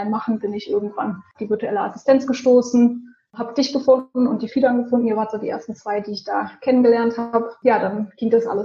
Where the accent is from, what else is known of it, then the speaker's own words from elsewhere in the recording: Rhineland, Germany; ich bin ähm, ursprünglich eigentlich aus dem Rheinland, ähm, habe jetzt die letzten Jahre in Bonn gewohnt